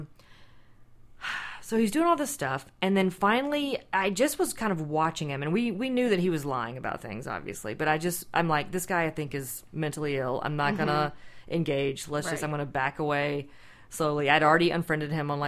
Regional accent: Anderson, United States; Which is where I'm from

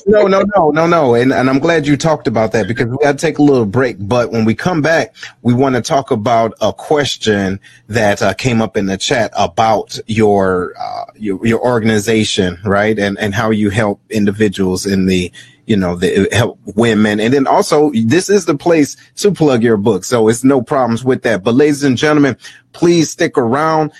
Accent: Detroit, Michigan, United States; I'm originally from Detroit

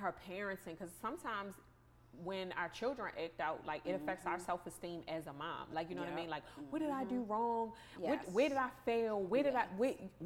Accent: Baltimore, Maryland, United States; accent: thick Baltimore; moved away; my accent is super thick. Like when I live in another state now, and they always know I'm from Baltimore.

